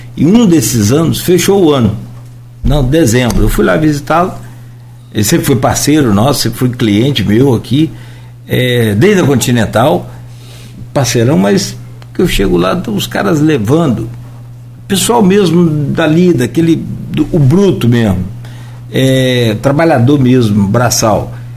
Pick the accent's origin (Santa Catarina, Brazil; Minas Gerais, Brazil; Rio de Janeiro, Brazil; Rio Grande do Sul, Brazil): Rio de Janeiro, Brazil; Italva; Italva, que é de onde eu sou